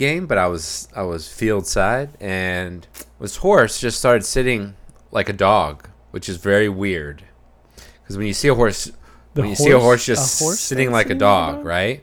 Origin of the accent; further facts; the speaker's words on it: Pennsylvania, United States; now in New Hampshire, United States; We grew up in Pennsylvania.